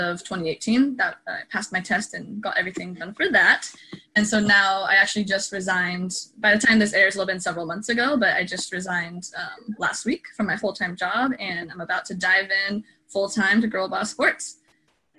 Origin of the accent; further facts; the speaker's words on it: Oregon, United States; also born or lived in Southern California; I was born in California, actually, Southern California, but I was raised in Oregon